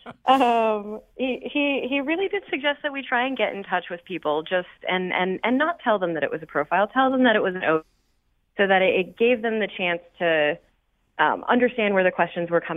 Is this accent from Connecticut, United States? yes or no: yes; West Hartford, Connecticut, United States; I grew up in West Hartford